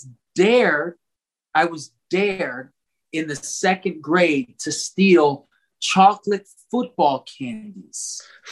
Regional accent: South Florida, United States; I grew up in South Florida

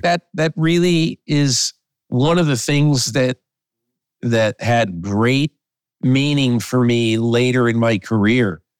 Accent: Connecticut, United States; when I was a kid in the sixties growing up in Connecticut

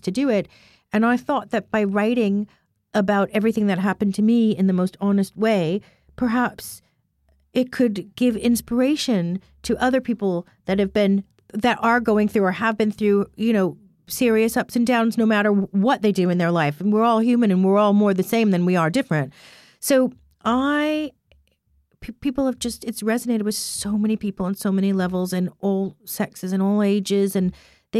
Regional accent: Chicago, Illinois, United States; moved away; I grew up in Chicago partially

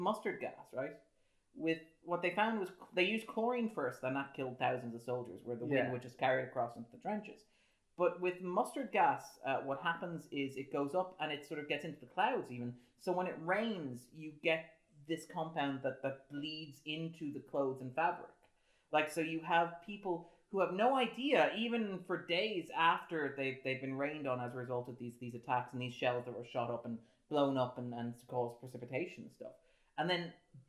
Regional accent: Ireland; as an Irishman

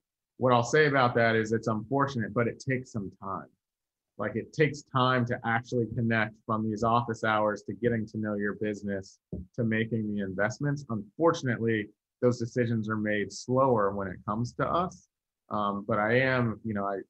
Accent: Virginia, United States; I'm from Virginia

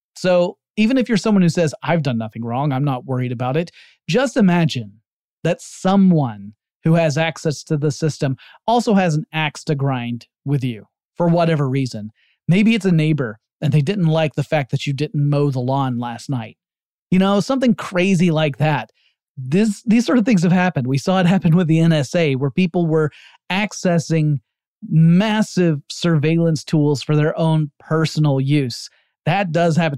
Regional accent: United States; my home country

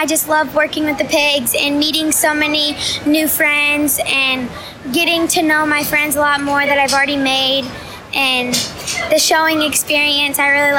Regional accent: Iowa, United States; also born or lived in Michigan; Yeah, I'm from Ringgold County.

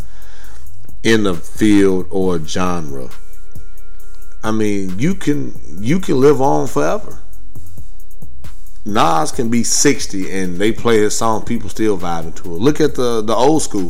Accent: Gary, Indiana, United States; moved away as an adult; now in Texas, United States; Born and raised in Gary, Indiana

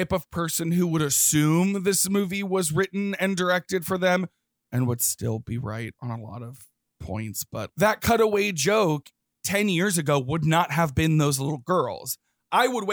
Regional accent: the South, United States; growing up in the South.

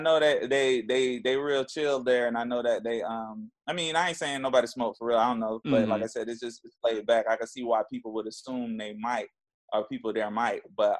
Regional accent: Jacksonville, Florida, United States; Jacksonville, Florida.

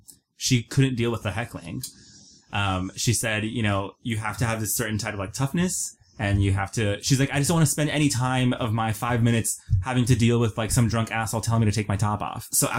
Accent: San Antonio, Texas, United States; For me, it was San Antonio.

